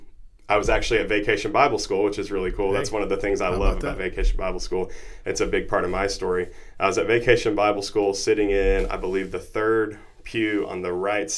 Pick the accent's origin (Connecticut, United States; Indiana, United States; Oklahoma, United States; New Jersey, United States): Oklahoma, United States; Noble; I grew up in Noble, Oklahoma, not too far from here.